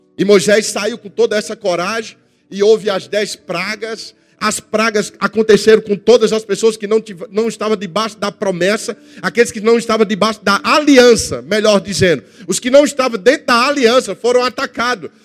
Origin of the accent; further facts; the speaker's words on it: Northeast Region, Brazil; eu sou do Nordeste